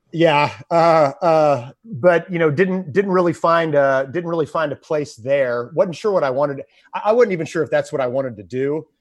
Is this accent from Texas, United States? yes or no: yes; Houston, Texas, United States; growing up in Houston